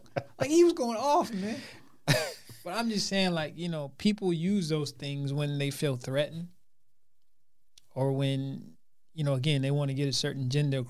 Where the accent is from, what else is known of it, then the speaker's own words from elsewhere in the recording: United States; I'm American.